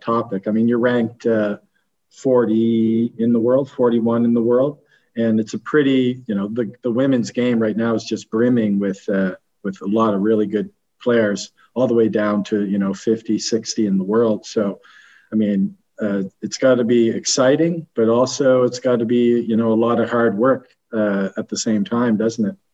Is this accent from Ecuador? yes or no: no; Canada; I'm Canadian